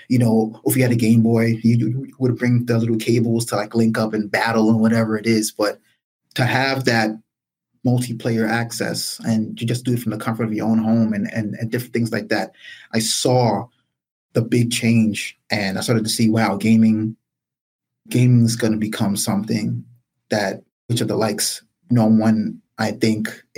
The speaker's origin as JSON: {"language": "English", "town": "New York City", "region": "New York", "country": "United States", "tie": "born or raised there", "also_born_or_lived": "Brooklyn, New York", "said": "Born and raised in the South Bronx. I'm in Brooklyn now"}